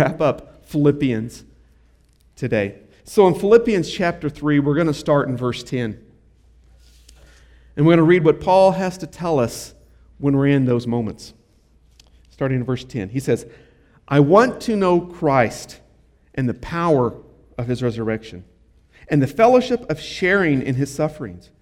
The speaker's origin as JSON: {"language": "English", "country": "United States", "said": "I'm an American"}